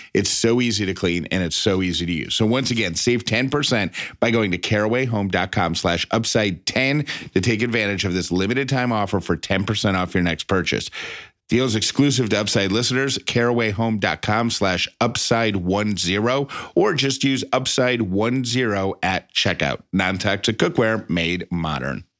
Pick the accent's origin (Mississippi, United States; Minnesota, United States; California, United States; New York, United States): New York, United States; Syracuse; I'm from Syracuse, New York